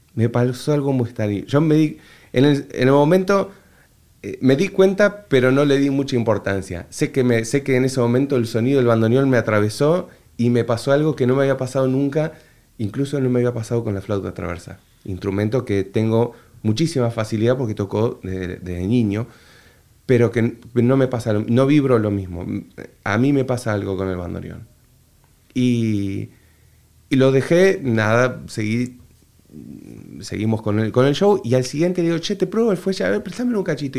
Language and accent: Spanish; Entre Ríos, Argentina; accent: litoral; moved away as an adult; also born or lived in Buenos Aires / Neuquén / Toledo, Spain; now in Madrid, Spain; yo nací en Buenos Aires. Viví parte de la niñez eh, y mi familia fue siempre de viajar mucho. Eh, vivimos un poco en Neuquén y después nos asentamos muchos años en Entre Ríos, en la zona del litoral. Entonces tengo un acento mucho más tranquilo, más pausado y no tan aporteñado